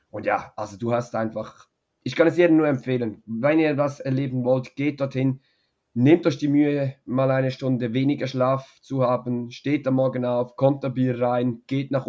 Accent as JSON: {"language": "German", "country": "Switzerland", "said": "als Schweizer, genau"}